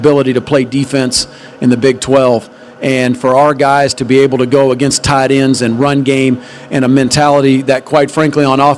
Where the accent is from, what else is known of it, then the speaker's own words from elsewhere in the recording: Sallisaw, Oklahoma, United States; moved away; growing up in Salisaw, Oklahoma, it's 7,000 people on a good day.